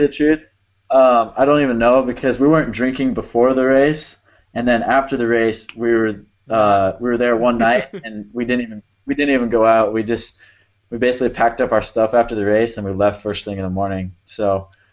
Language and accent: English; Arizona, United States; growing up in Arizona, we got a lot of sand